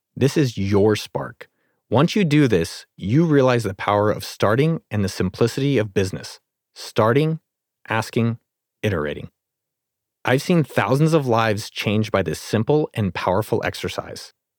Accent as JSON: {"language": "English", "town": "San Jose", "region": "California", "country": "United States", "tie": "born or raised there", "said": "I was born and raised in California, grew up in San Jose"}